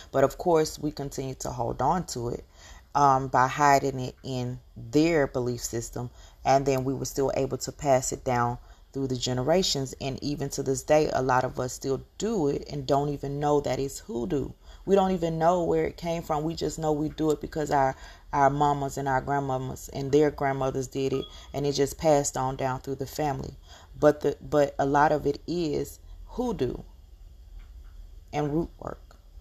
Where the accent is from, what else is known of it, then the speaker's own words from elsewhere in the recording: Georgia, United States; accent: very heavy accent; I'm from the South. I'm from Georgia, and I speak with a very heavy accent